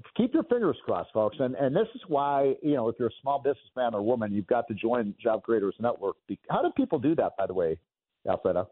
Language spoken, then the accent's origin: English; Chicago, Illinois, United States; Chicago, my hometown